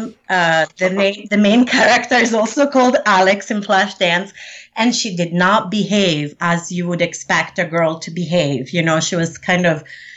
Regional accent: Rome, Lazio, Italy; also born or lived in Sicily; I was born in Rome, Italy. My mom is from Sicily, so I also spent a lot of time in Sicily

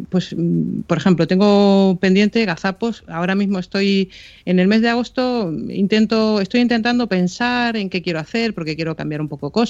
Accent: Canary Islands, Spain; Yo soy canaria, ¿eh?

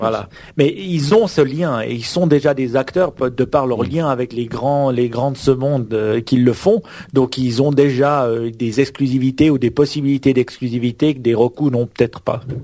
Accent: Switzerland; chez nous en Suisse on a on a Swisscom

